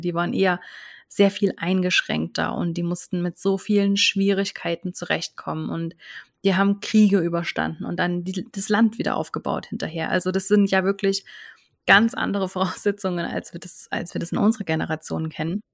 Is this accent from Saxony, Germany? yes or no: yes; near Chemnitz, Saxony, Germany; moved away as an adult; now in Switzerland; ich lebe in der Schweiz, bin aber ursprünglich aus Deutschland, bin ursprünglich aus der Nähe von Chemnitz und bin aber jetzt schon seit zwölf Jahren in der Schweiz